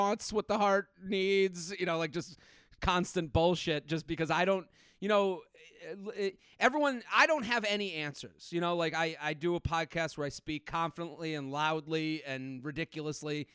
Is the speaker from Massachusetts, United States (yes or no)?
yes; Needham, Massachusetts, United States; moved away as an adult; also born or lived in Pennsylvania; I'm from outside of Boston, town called Needham. I grew up there.